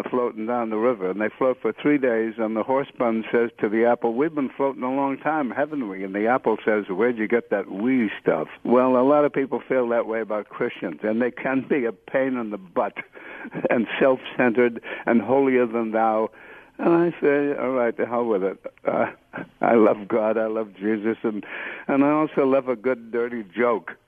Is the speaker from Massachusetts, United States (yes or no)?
yes; Cambridge, Massachusetts, United States; I grew up in Cambridge, Massachusetts